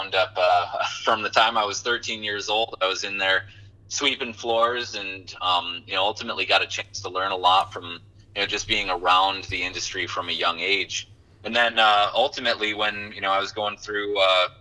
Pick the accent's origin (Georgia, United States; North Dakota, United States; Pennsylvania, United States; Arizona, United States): North Dakota, United States; Watford City; moved away as an adult; I was raised in the Watford City area